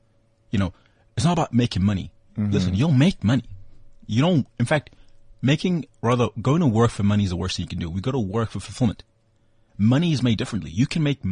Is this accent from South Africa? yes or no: yes; Benoni, Gauteng, South Africa; I grew up in Benoni, in Trinidad.